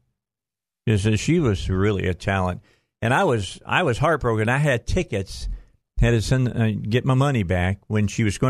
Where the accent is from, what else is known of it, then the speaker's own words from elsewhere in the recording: Gary, Indiana, United States; my hometown. It's where I was born, Gary, Indiana